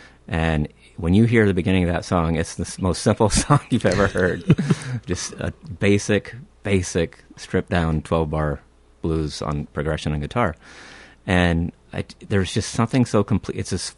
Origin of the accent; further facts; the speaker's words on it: Houston, Texas, United States; now in Minnesota, United States; I was raised in Houston, Texas.